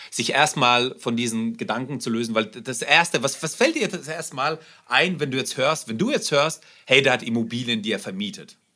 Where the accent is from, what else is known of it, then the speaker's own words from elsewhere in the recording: Germany; also born or lived in Russia; Ich bin, ich bin ähm, in Russland geboren, bin nach Deutschland gekommen. Wir sind hier, hier aufgewachsen.